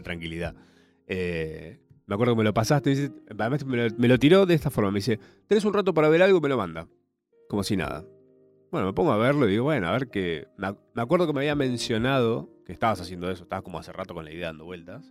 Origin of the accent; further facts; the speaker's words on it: Argentina; somos argentinos.